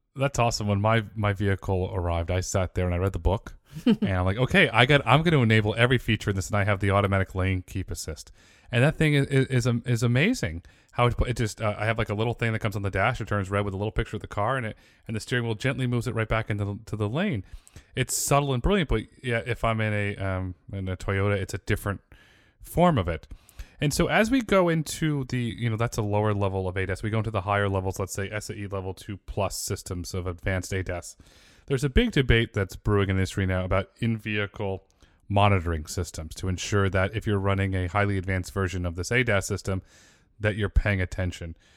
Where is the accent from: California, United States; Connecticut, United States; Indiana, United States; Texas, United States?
Connecticut, United States; also born or lived in Fairfield, Connecticut; I grew up in Connecticut and I lived for many years in Fairfield